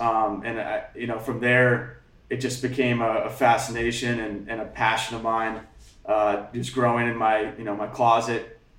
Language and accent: English; Alaska, United States; also born or lived in Hamakua Coast, Hawaii; now in Hawaii, United States; And I grew up in Alaska.